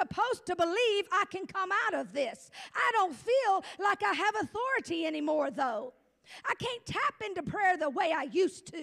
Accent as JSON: {"language": "English", "area": "Gulf of Mexico", "region": "Gulf Coast", "country": "United States", "moved": "yes", "said": "I come from the hurricane state capital of America. I come from the Gulf of Mexico, where probably every hurricane starts"}